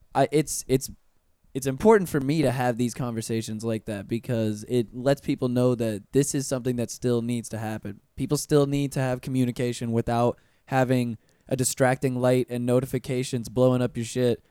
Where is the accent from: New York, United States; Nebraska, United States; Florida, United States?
Florida, United States; Pensacola; moved away as an adult; now in Orlando, United States; growing up in Pensacola